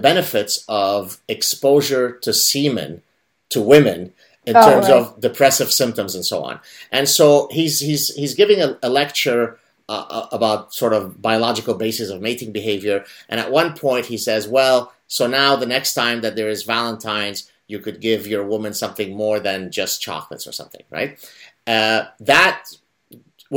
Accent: Canada; now in Montreal, Canada; a Canadian sitting in Montreal

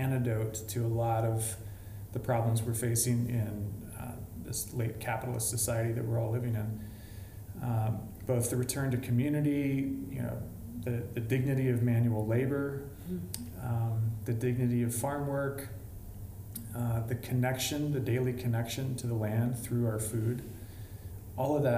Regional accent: Montana, United States; also born or lived in Western North Carolina; now in North Carolina, United States; I grew up in Montana

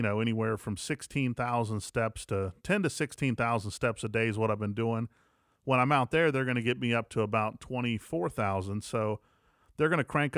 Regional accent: West Virginia, United States; moved away as an adult; also born or lived in Atlanta, Georgia; now in Jackson, United States; I'm from West Virginia originally, lived in Atlanta for about 10 years and then made my way to Jackson.

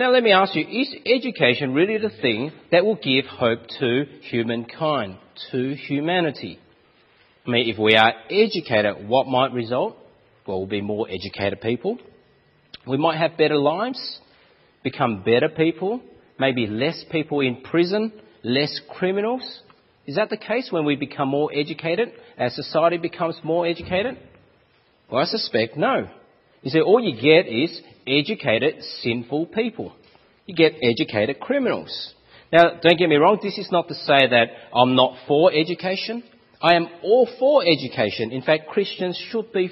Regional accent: Australia; accent: Aussie; my Aussie accent

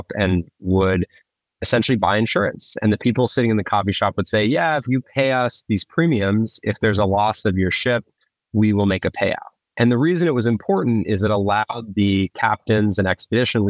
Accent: Colorado, United States; I am originally from Colorado

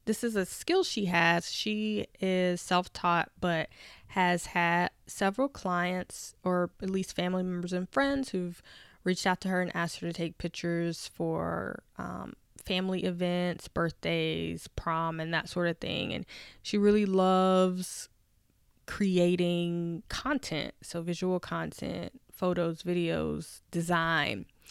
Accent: Nashville, Tennessee, United States; now in Washington, D.C., United States; I'm from Nashville, Tennessee, and just remember being on Fisk University's campus as a little girl

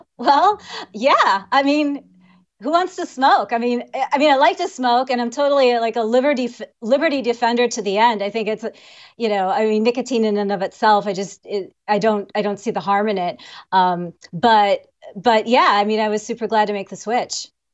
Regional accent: Illinois, United States; I'm from, uh, Illinois. I spent, well, basically Illinois.

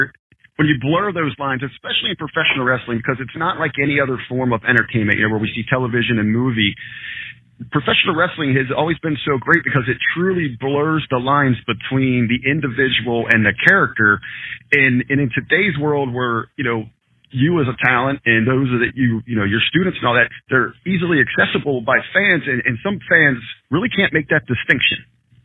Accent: Ohio, United States; I grew up in Southern Ohio there.

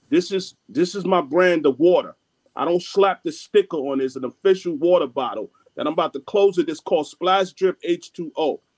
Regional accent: Jamaica; I have I'm Jamaican, so I got nine business

